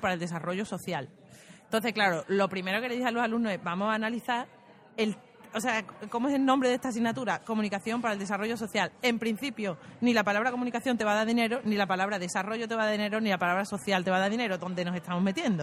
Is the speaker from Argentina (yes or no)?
no; Spain; moved away; also born or lived in Turkey; siendo española